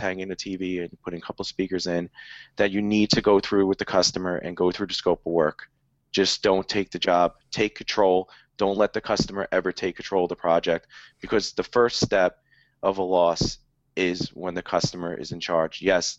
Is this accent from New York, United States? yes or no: yes; New York, United States; that's pretty funny, because I'm from New York.